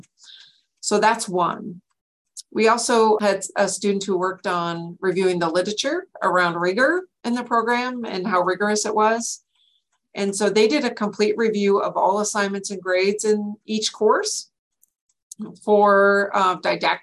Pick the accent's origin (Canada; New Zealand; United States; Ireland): United States; North Dakota; moved away as an adult; now in Washington, United States; I'm a transplant from North Dakota, where I got my bachelor's in science in nursing